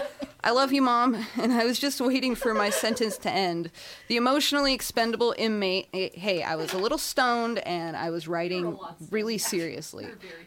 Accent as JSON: {"language": "English", "region": "California", "country": "United States", "said": "I hail from the Inland Empire."}